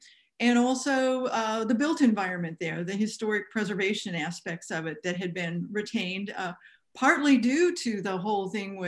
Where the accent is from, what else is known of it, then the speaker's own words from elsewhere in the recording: Midwest, United States; also born or lived in Hermann, Missouri; My background, I'm a Midwesterner.